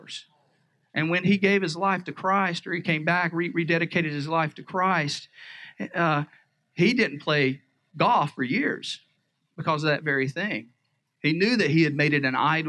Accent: the South, United States; I grew up in the South

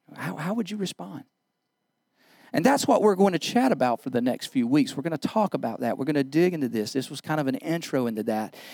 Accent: United States; As Americans

